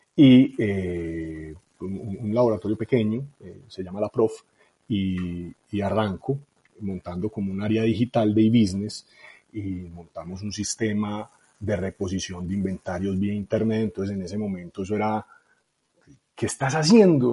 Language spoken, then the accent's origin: Spanish; Medellín, Antioquia, Colombia; also born or lived in Itagüí; yo soy de Medellín